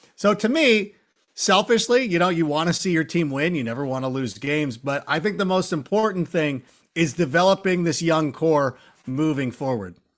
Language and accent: English; Chicagoland area, Illinois, United States; our family, you know, originating from the Chicagoland area